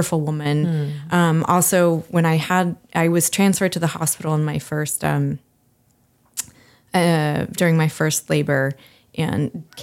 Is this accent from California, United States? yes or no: yes; Bay Area, California, United States; I was born in the Bay Area